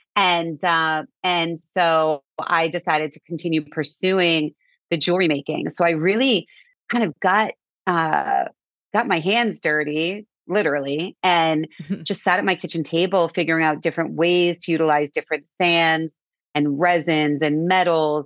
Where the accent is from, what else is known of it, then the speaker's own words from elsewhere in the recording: Cape Cod, Massachusetts, United States; We grew up on Cape Cod